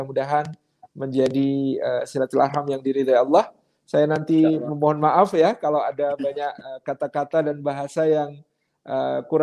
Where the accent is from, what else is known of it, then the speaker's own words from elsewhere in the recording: Yogyakarta, Special Region of Yogyakarta, Indonesia; uh, lahir di Yogyakarta, Indonesia dan hmm. Alhamdulillah sampai sekarang masih duduk ke Yogyakarta.